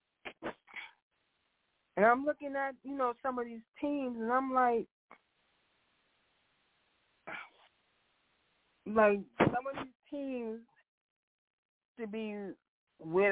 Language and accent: English; New York, United States; I'm from New York